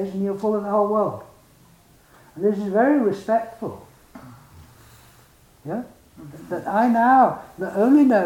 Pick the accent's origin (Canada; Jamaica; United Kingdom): United Kingdom; England; I am English